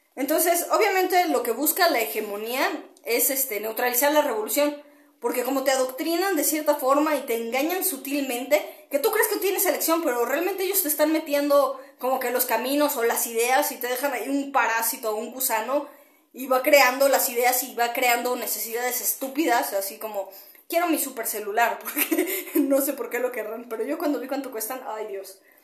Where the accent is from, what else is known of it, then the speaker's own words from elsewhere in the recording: Mexico; como mexicana te voy a explicar de, en la parte en la que yo he vivido y lo que tengo cerca